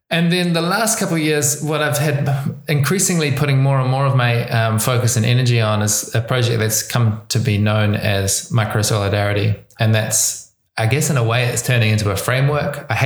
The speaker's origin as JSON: {"language": "English", "country": "New Zealand", "accent": "New Zealand", "said": "so, my accent, that's a good place to start. I'm from New Zealand. That's why I speak this weird kind of English. Um, uh, but it's a particular kind of New Zealand accent because I've been traveling for a long time."}